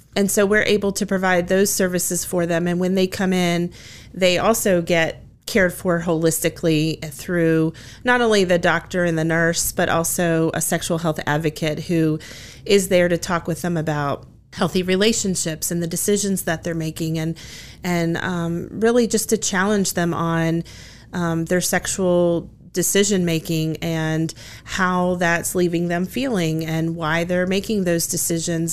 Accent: Woodstock, Virginia, United States; now in Harrisonburg, United States; I grew up in Woodstock in Shenandoah County

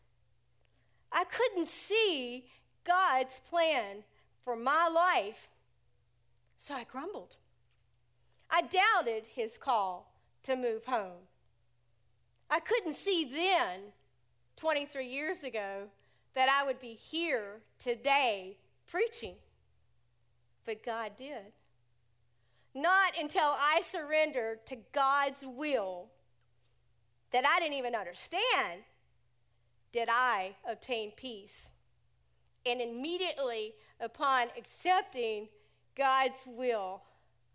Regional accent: United States; moved away as an adult; also born or lived in Tampa, Florida; he wanted me to move home to Elton. I moved home 23 years ago

